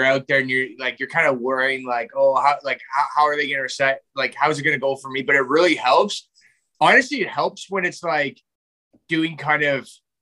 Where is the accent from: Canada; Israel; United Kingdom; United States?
Canada; being Canadian, I haven't really left, like, the country very much.